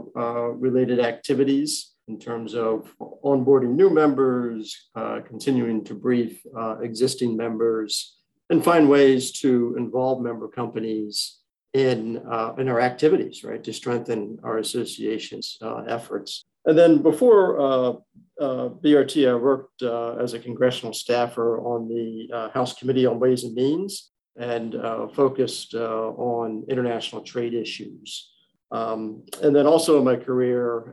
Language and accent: English; D.C., Maryland suburbs of Washington, United States; also born or lived in Pennsylvania; I was born and raised here in the Washington, D.C. region, specifically in the Maryland suburbs